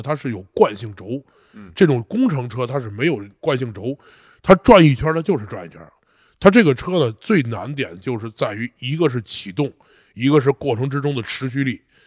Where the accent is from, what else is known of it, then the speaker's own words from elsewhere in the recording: China; 我说中国人